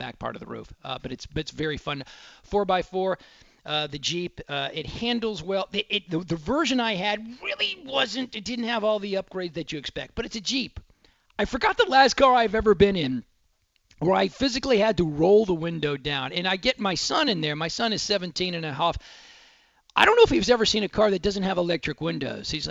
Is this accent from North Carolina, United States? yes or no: no; Dallas, Texas, United States; growing up in Dallas